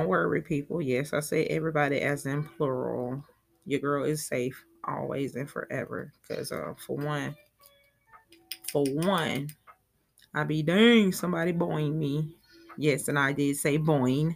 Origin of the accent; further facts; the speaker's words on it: Talladega, Alabama, United States; accent: country; I'm from Talladega, Alabama